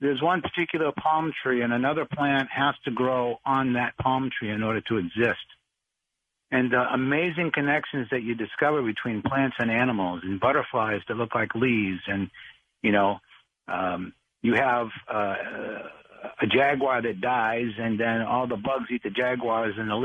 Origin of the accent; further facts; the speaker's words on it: Boston, Massachusetts, United States; I grew up in Boston in a neighborhood, Dorchester.